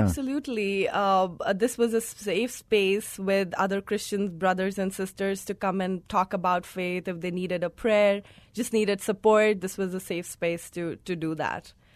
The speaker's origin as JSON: {"language": "English", "country": "India", "tie": "born or raised there", "moved": "yes", "said": "I come from India. I was born and brought up there."}